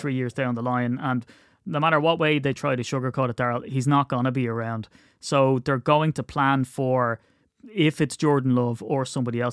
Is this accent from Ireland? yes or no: yes; Ireland; as an Irishman